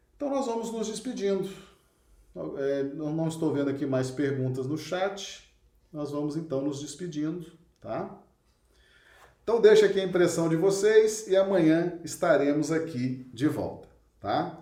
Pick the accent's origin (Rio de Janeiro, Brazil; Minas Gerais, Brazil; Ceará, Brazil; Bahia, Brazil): Minas Gerais, Brazil; Belo Horizonte; moved away as an adult; now in Acre, Brazil; Eu sou de Belo Horizonte, nasci lá, estou no Acre há 28 anos, né? Mas sou mineiro, sou natural de Belo Horizonte